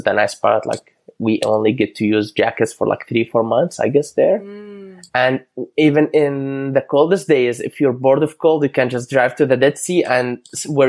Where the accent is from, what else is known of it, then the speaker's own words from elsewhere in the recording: Amman, Amman Governorate, Jordan; English is a second language; moved away as an adult; now in Canada; So I grew up in Amman, the capital of Jordan